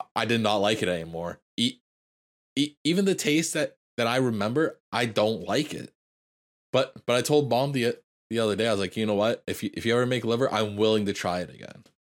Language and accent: English; Canada; as a Canadian